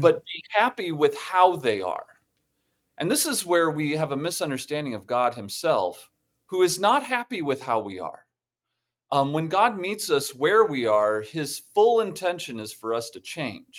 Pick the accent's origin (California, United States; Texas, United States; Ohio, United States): Ohio, United States; Toledo; moved away; I grew up in Ohio, um, and, uh, in Toledo, Ohio